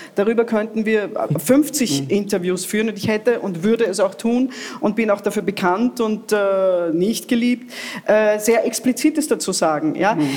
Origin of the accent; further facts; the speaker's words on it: Italy; now in Austria; ich habe das in meiner Kindheit in Italien nie für möglich gehalten